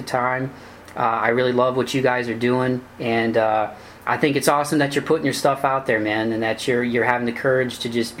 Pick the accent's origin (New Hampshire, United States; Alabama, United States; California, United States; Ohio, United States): Ohio, United States; Toledo; my hometown, Toledo